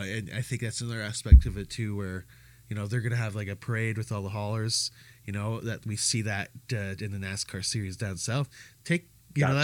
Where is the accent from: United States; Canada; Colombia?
Canada; As a Canadian